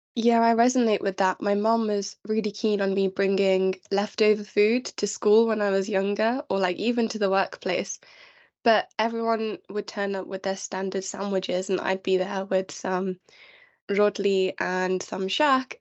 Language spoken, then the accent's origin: English; London, United Kingdom; I was born in London